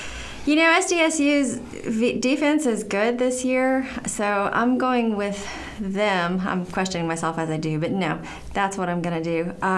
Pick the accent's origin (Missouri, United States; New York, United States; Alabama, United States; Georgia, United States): Alabama, United States; I'm from Alabama